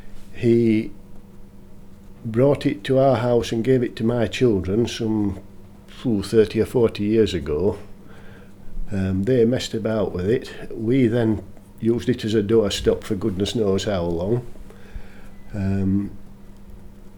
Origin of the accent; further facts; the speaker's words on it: Barnsley, Yorkshire and the Humber, United Kingdom; also born or lived in Dodworth; I was born in Barnsley, 1944, and I've lived in Dodworth for the past 40-odd years.